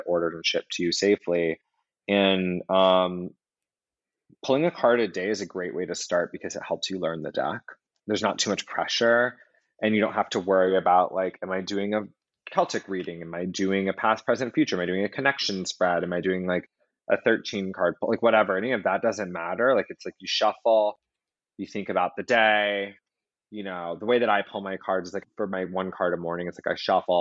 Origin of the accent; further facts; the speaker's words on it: Atlanta, Georgia, United States; also born or lived in New York City; now in Los Angeles, United States; Atlanta, where I grew up